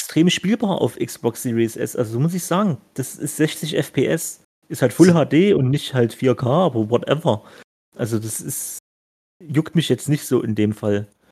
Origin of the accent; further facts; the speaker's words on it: Stolberg, Germany; bei mir, ne, zu Hause hier, wo ich aufgewachsen bin